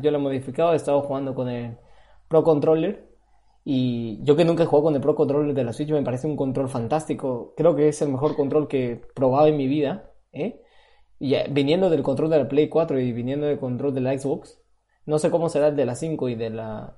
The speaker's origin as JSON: {"language": "Spanish", "country": "Peru", "moved": "yes", "lives_now": "Spain", "said": "Yo sigo siendo peruano de, de pura sangre"}